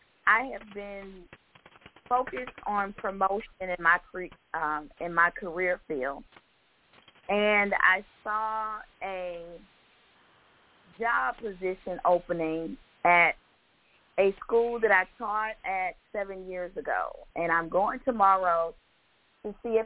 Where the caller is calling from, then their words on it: Georgia, United States; … from Georgia.